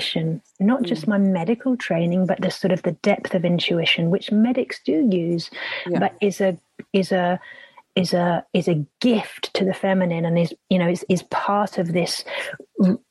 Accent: Epping Forest, East of England, United Kingdom; I grew up in Epping Forest

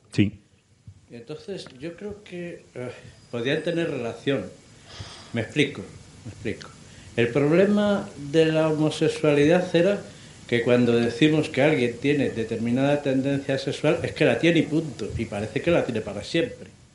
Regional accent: Madrid, Community of Madrid, Spain; Soy de Madrid también

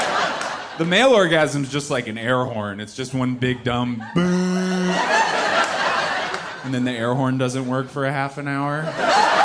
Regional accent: Seattle, Washington, United States; I'm from Seattle, but I married into a very conservative family

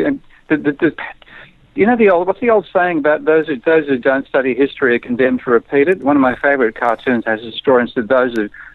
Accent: Australia; I'm an Australian.

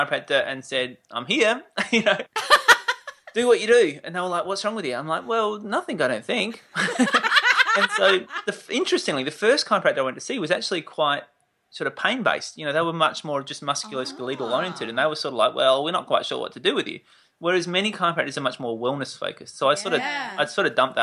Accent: Adelaide, South Australia, Australia; I was born in Adelaide

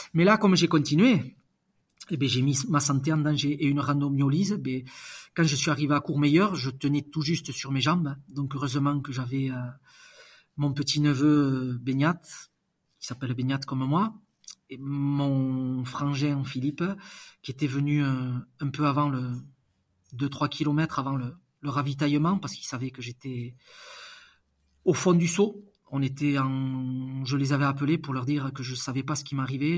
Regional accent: Basque Country, Nouvelle-Aquitaine, France; je suis basque

